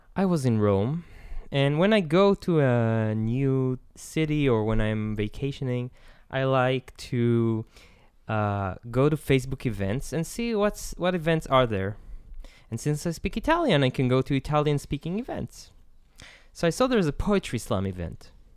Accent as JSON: {"language": "English", "country": "Israel", "said": "I'm from Isla, Israel"}